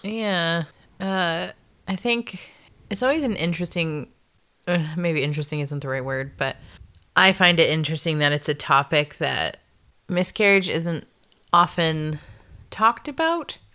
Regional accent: Canada; also born or lived in Nebraska, United States / South Dakota, United States; moved up to Canada when I was just about to turn ten

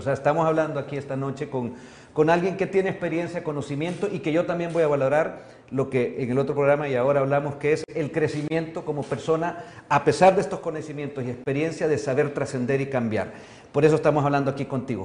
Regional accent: El Salvador; como salvadoreño, como ciudadano

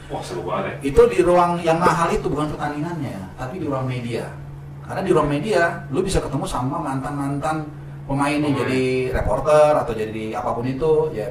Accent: Indonesia; Where you from? Indonesia.

